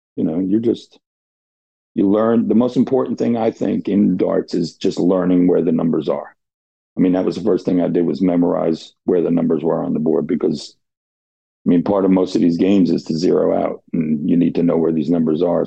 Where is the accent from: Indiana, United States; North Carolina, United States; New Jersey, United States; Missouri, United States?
New Jersey, United States; now in St. Augustine, United States; I grew up in Jersey